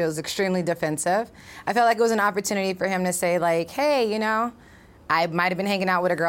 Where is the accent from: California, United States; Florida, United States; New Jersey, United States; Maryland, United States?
California, United States; Los Angeles; I'm not from the South. Yes. I'm from